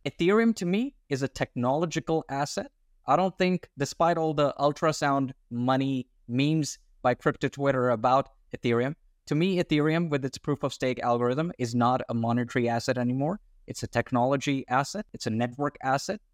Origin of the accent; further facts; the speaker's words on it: Australia; I'm Australian